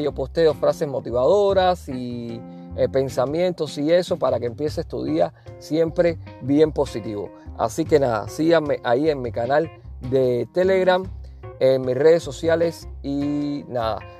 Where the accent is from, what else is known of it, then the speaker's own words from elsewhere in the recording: Cuba; also born or lived in Havana; now in Phoenix, United States; como decimos en buen cubano